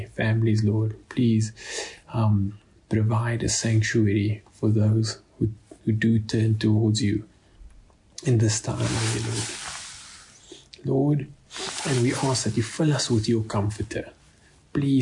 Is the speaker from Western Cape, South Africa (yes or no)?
yes; Cape Town, Western Cape, South Africa; moved away; I am originally from Cape Town